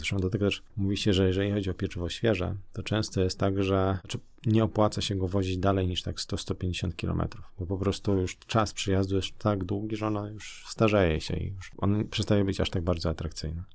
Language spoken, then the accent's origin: Polish; Nowy Dwór Mazowiecki, Masovian Voivodeship, Poland; born or raised there